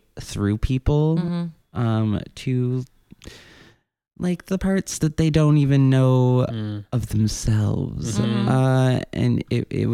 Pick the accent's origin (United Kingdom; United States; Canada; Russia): United States; Northern Illinois; moved away as an adult; also born or lived in southern Minnesota / Germany; now in New York, United States; Moved to Northern Illinois when I was 10